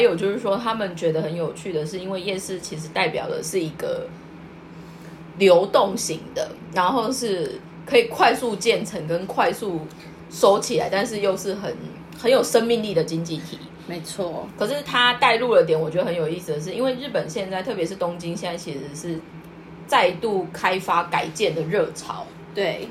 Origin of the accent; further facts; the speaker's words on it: Kaohsiung, Taiwan; moved away as an adult; now in Tokyo, Japan; 因为他跟我小时候在我们家高雄附近吃到用干粉炸出来的排骨一模一样